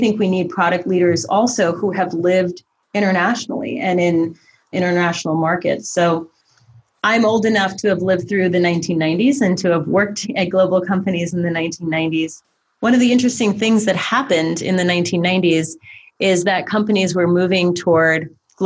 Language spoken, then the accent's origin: English; Eastern Ukraine, Ukraine; moved away; I'm a refugee from the former Soviet Union. I was born in Eastern Ukraine